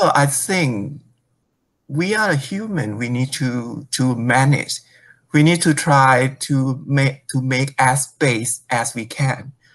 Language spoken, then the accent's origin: English; Thailand; moved away as an adult; now in Taiwan; I went back to my home country